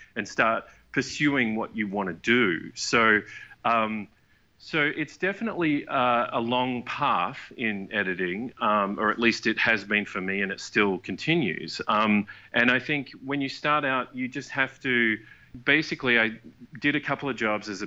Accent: Perth, Western Australia, Australia; moved away as an adult; also born or lived in Vancouver, Canada; we're all from Perth, Australia, we all moved over to Vancouver together

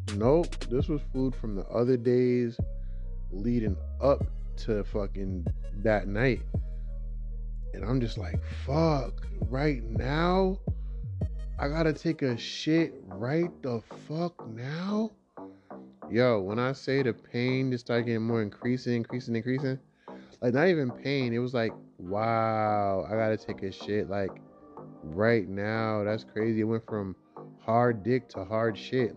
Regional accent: Boston, Massachusetts, United States; I'm from Dorchester, you know. You know, like the heart of Dorchester.

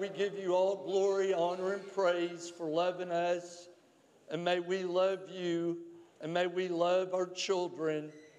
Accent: Springfield, Kentucky, United States; also born or lived in Harrodsburg, Kentucky; that I was born in Harrodsburg? It was because Springfield didn't have a hospital, and so we came to the nearest hospital. It was Harrodsburg.

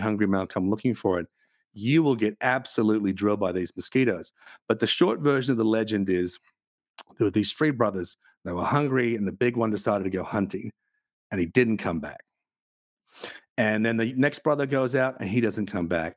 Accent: Australia; I come from Australia

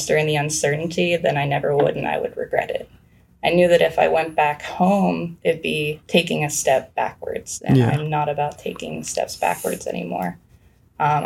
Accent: near Penn State, Pennsylvania, United States; Penn State is 30 minutes from my hometown

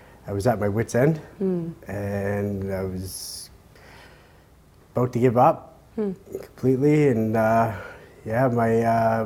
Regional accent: Montreal, Quebec, Canada; I started off at a young age growing up in Montreal

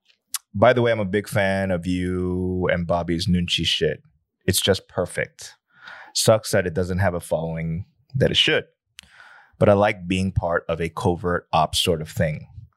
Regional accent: United States; because at the end of the day, I'm so American, right?

